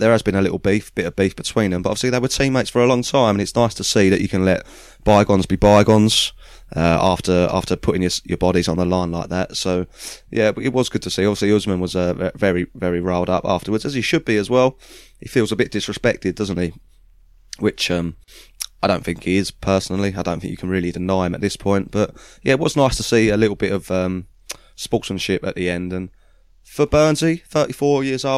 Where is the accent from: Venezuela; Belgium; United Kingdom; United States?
United Kingdom; as British lads